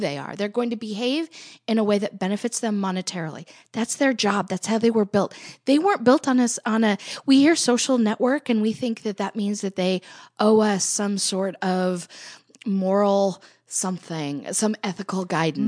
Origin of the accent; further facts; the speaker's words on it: United States; I'm an American